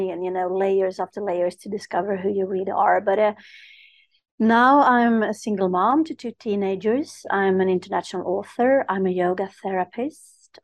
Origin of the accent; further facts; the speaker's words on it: Stockholm, Stockholm County, Sweden; I'm Stockholm, Sweden, the northern of Europe, where the Vikings are from